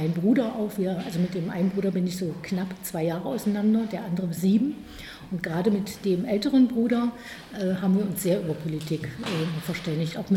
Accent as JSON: {"language": "German", "region": "East Germany", "country": "Germany", "tie": "born there", "said": "ich bin im Osten geboren. Das ist das allerwichtigste Moment für mich. Und ich bin auch hier geblieben im Osten."}